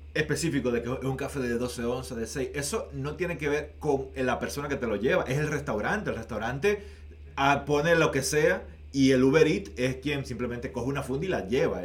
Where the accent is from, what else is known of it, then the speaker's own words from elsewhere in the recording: Dominican Republic; now in Canada; en mi país